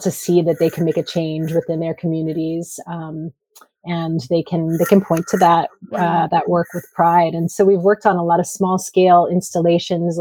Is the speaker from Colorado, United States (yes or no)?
no; Rhode Island, United States; moved away as an adult; also born or lived in San Francisco Bay Area, California; I grew up in Rhode Island. I left for about 10 years to live in the Bay Area.